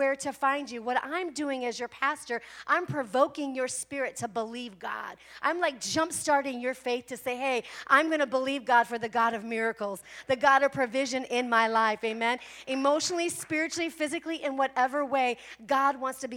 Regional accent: Midwest, United States; now in Arizona, United States; I'm from the Midwest

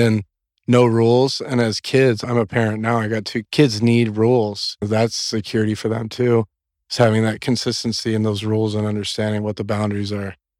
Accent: Corpus Christi, Texas, United States; I grew up in South Texas, in Corpus Christi, Texas, and it's down on the coast

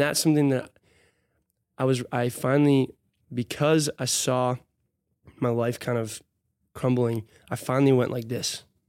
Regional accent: Hudson, Wisconsin, United States; also born or lived in Minneapolis / Arkansas; I grew up in Hudson

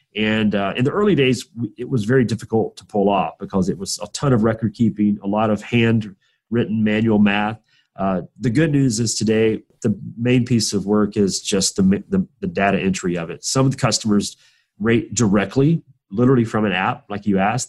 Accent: Southwest Georgia, United States; I'm from Southwest Georgia, which is uh, probably very foreign to you, but it's just trust me, it's in the middle of nowhere. It's uh, super southern, very rural

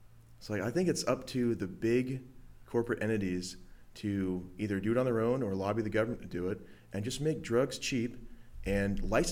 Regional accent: United States; I'm fucking American.

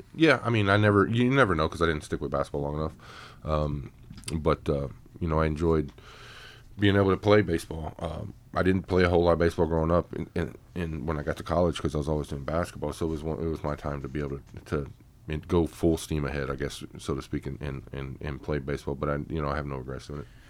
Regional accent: Oklahoma, United States; moved away as an adult; now in Frederick, United States; I grew up in Oklahoma, so the only beach we had was down by the pond

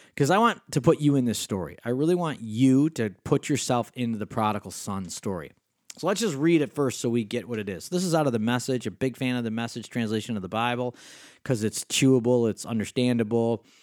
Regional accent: Rochester, New York, United States; accent: Western New York State; I grew up in Rochester, New York

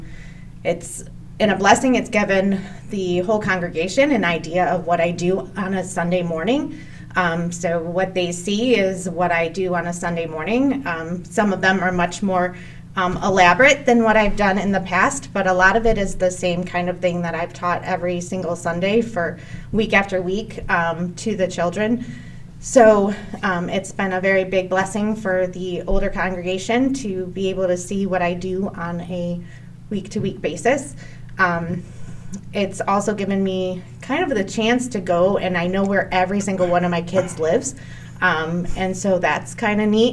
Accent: Cleveland Heights, Ohio, United States; I grew up in Cleveland Heights. I went to Cleveland Heights High School, graduated, loved it.

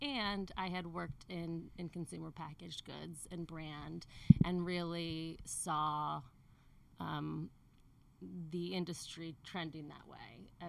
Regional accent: Connecticut, United States; moved away as an adult; also born or lived in New York; now in California, United States; Connecticut, and I lived in New York before California.

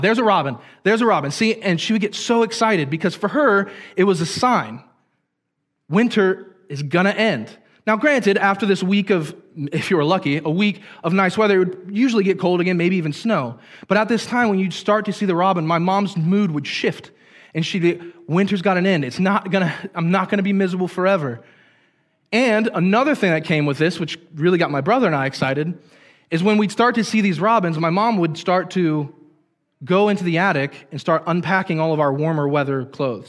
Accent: Hagerstown, Maryland, United States; I grew up in the Hagerstown area, which is about 30 minutes south of here

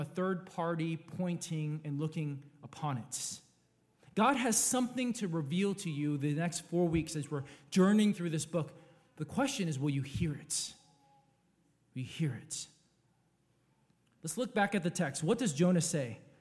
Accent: California, United States; I was born in California X amount of years ago

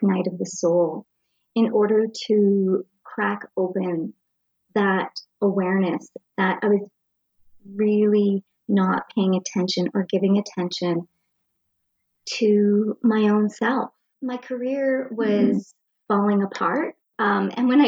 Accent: Nova Scotia, Canada; I grew up in Jador, a little town in Nova Scotia, just a small town

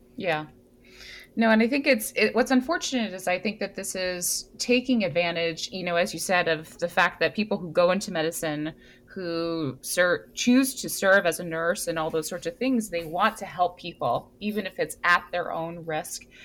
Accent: Hawaii, United States; now in East Coast, United States; I am from Hawaii

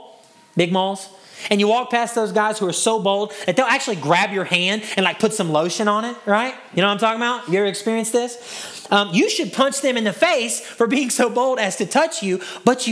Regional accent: Hudson, Texas, United States; my hometown, Hudson, Texas.

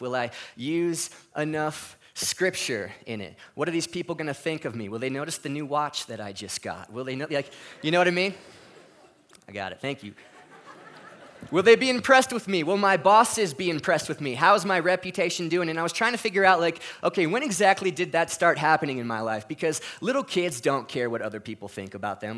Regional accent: California, United States; moved away as an adult; I was from California

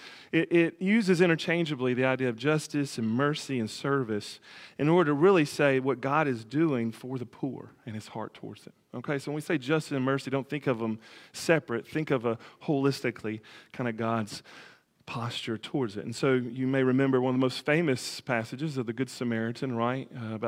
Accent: the South, United States; I'm a Southerner, so kind of thing.

